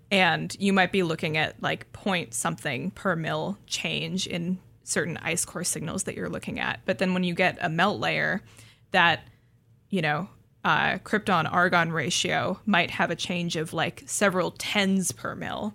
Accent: Seattle, Washington, United States; I grew up in the Seattle area

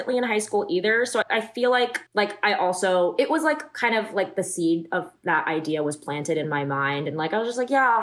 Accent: Davis, California, United States; also born or lived in Los Angeles, California; I grew up in Davis

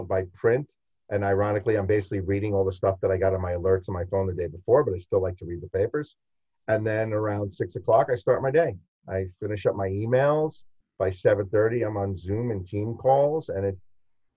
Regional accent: New York City, New York, United States; I'm a New Yorker

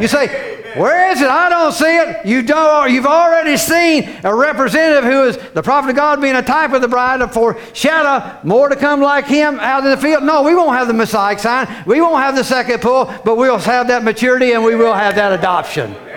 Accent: Cape Canaveral, Florida, United States; I was raised in Florida, Cape Canaveral down there.

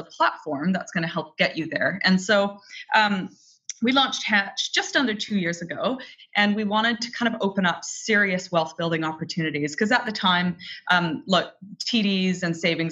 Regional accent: Canada; I was raised in Canada, single mom family

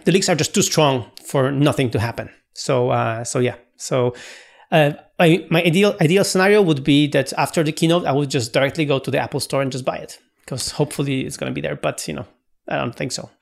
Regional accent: Poland; English is a second language

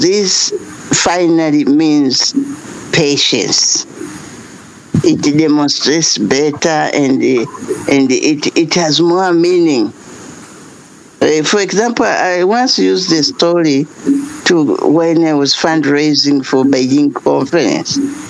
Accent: Tanzania; from Tanzania

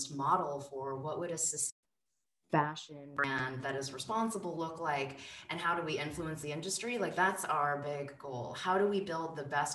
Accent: California, United States; I grew up cycling in California

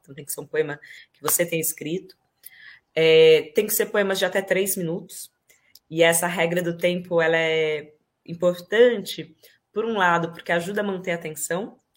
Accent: Ribeirão Preto, São Paulo, Brazil; moved away as an adult; now in Spain; Nasci em Ribeirão Preto, interior de São Paulo. Uh, vivi lá a minha infância, uma boa parte da minha juventude, toda a minha adolescência

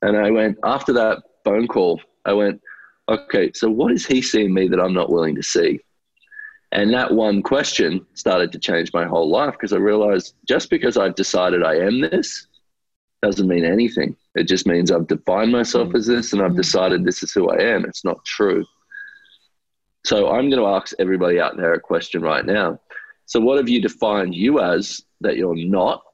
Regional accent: Australia; I grew up in Australia

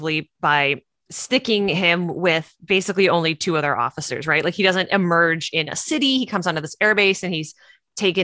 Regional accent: Canada; now in California, United States; I'm from Canada

